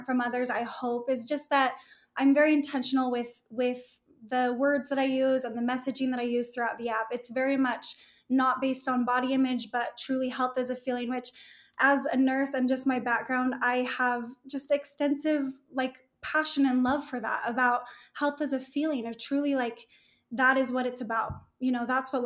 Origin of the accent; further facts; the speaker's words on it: Salt Lake City, Utah, United States; I grew up here in Salt Lake City.